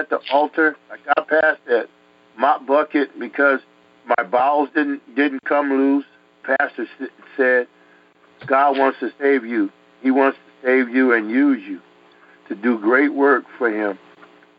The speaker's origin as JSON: {"language": "English", "town": "New York City", "region": "New York", "country": "United States", "tie": "born or raised there", "also_born_or_lived": "Connecticut", "said": "I grew up in Connecticut, New York, and stuff, in the streets there in Harlem"}